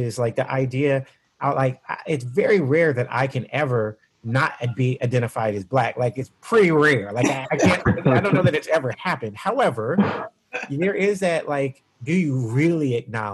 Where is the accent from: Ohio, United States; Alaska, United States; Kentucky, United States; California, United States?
California, United States; growing up in California